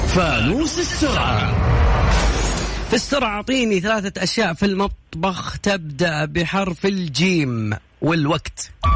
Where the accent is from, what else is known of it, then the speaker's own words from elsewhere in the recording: Kafr El Sheikh Governorate, Egypt; أحسن ناس بلدياتي